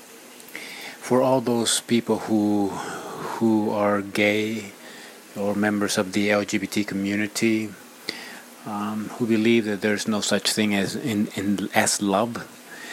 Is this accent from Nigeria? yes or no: no; Ecuador; moved away; my home country in Ecuador, South America